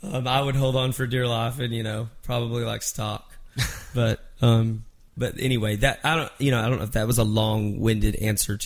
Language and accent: English; Mineral Wells, Texas, United States; moved away; I was in my hometown in Mineral Wells, Texas